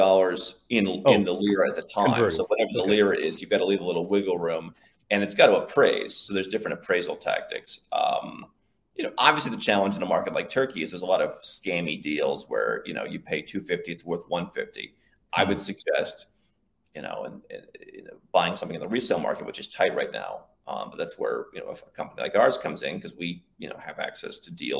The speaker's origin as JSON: {"language": "English", "country": "United States", "tie": "born or raised there", "moved": "yes", "said": "when I was born in the United States in 1984"}